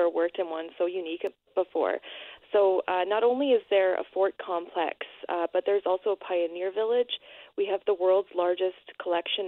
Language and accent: English; Winnipeg, Manitoba, Canada; now in Portage la Prairie, Canada; I'm originally from Winnipeg, but I live in Portage now